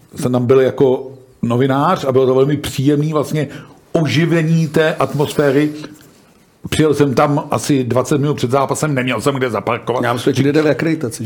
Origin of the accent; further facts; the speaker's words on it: Hradec Králové, Hradec Králové Region, Czechia; já jsem rodák z Hradce